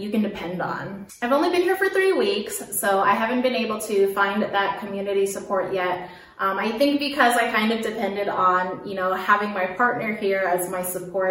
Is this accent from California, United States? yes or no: yes; Daly City, California, United States; moved away as an adult; also born or lived in South Korea; now in Germany; I'm a Filipino American from Daly City, California, which is right outside San Francisco